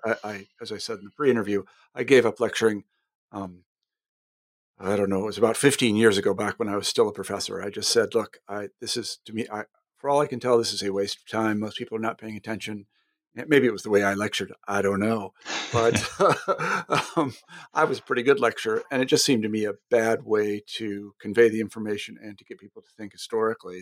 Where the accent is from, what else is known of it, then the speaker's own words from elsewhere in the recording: Wichita, Kansas, United States; moved away; I'm actually from Wichita